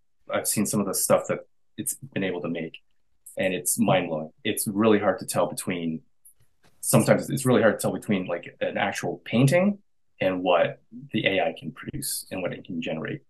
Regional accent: Canada; I'm a Canadian artist

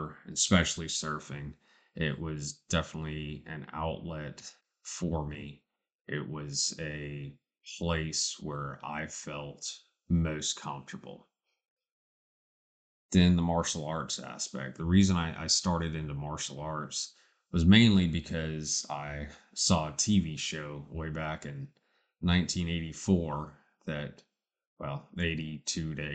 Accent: Charleston, South Carolina, United States; born or raised there

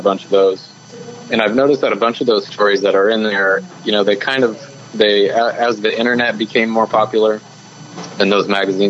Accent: Phoenix, Arizona, United States; I was born and raised in Phoenix, and so I kind of, you know, grew up in the desert, grew up thinking like, you know, the West is, it's awesome because that's, you know, what I was raised in.

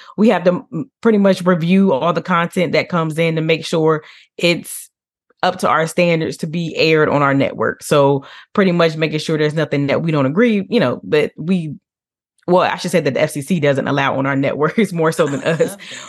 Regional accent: Newport News, Virginia, United States; I am from raised in Newport News, Virginia. That's what I claim because my father's Navy. We moved around just a little bit, but those are my more important years, Newport News.

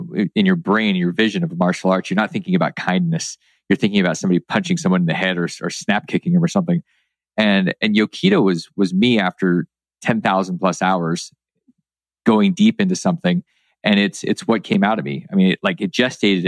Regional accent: Alaska, United States; where I grew up in Alaska

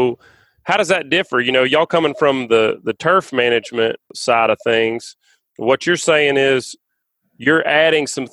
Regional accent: Alabama, United States; we're but all from Alabama

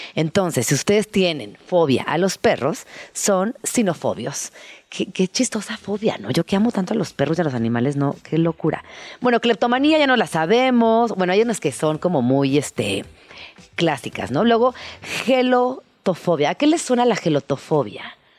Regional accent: Mexico City, Mexico; todas las personas que somos chilangas

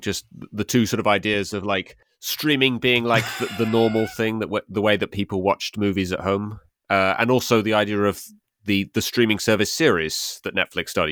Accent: England, United Kingdom

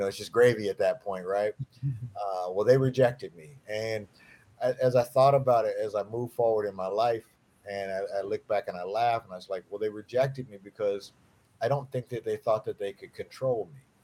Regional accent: Ohio, United States; I'm from Ohio

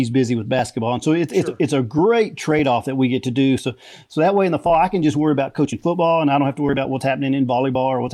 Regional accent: Waco, Texas, United States; I grew up in Waco.

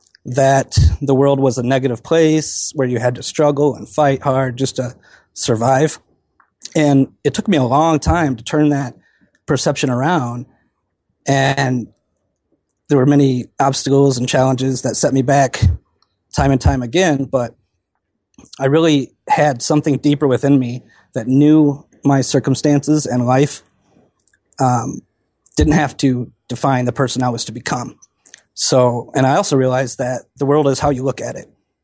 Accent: Wisconsin, United States; I grew up in Wisconsin, and our family never really had too much, which didn't really bother me.

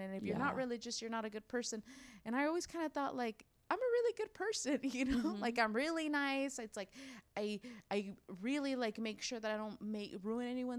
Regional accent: Los Angeles, California, United States; first language Spanish; English is a second language; moved away as an adult; now in San Diego, United States; I grew up in LA in the San Fernando Valley.

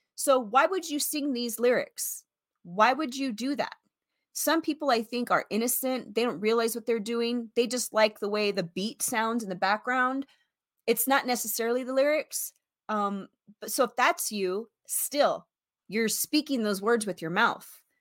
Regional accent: Las Vegas, Nevada, United States; also born or lived in San Antonio, Texas; I was raised in Las Vegas, born in San Antonio, Texas, raised in Las Vegas

